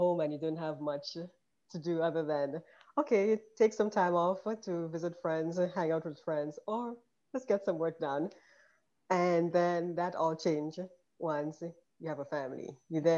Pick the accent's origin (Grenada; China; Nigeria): Grenada; moved away as an adult; also born or lived in New York / Philadelphia; now in Georgia, United States; I grew up in Grenada in the Caribbean, and I came here for medical school